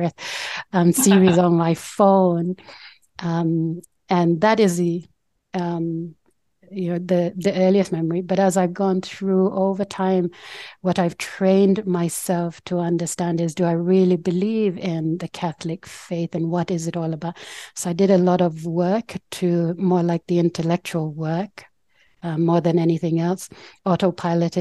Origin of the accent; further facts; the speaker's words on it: Port Moresby, National Capital District, Papua New Guinea; moved away as an adult; now in Brisbane, Australia; the village I'm from, the Tanwabata village in Port Moresby, Papua New Guinea